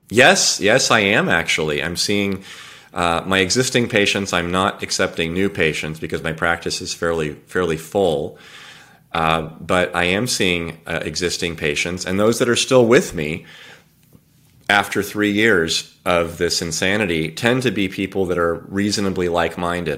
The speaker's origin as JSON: {"language": "English", "region": "California", "country": "United States", "tie": "born or raised there", "said": "I was born and raised in California."}